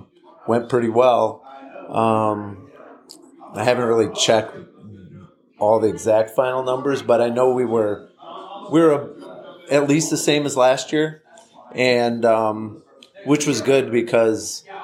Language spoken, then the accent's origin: English; Ann Arbor, Michigan, United States; Yeah, I'm from the Ann Arbor, Michigan area.